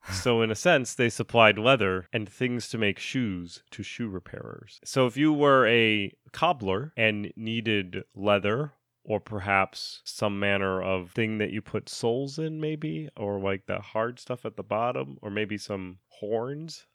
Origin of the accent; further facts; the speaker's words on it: Connecticut, United States; accent: Connecticut; moved away; Zach and I used to both live in Connecticut